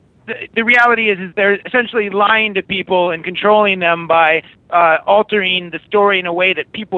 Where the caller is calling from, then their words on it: Germany; I'm calling from Germany.